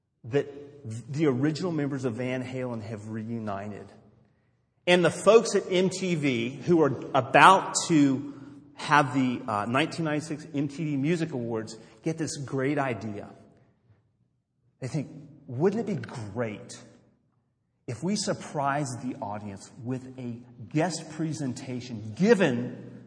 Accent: Los Angeles, California, United States; I grew up in Los Angeles in the 70s

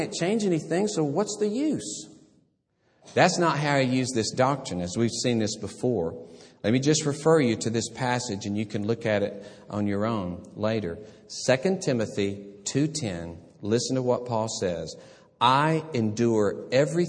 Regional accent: about an hour from Birmingham, Alabama, United States; this church in Birmingham, about an hour from my hometown

